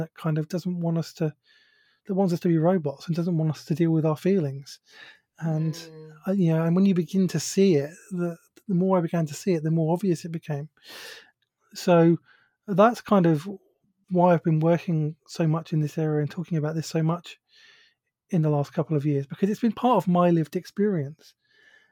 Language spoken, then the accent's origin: English; United Kingdom; accent: British; if you recognize my accent, you'll know that I'm from the UK, so I have a British accent. I live near London.